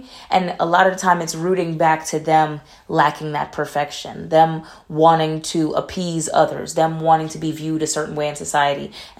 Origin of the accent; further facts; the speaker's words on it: Atlanta, Georgia, United States; I'm from Atlanta, but nobody ever believes that I'm from Atlanta from the way that I speak, because my mother used to force me to speak proper.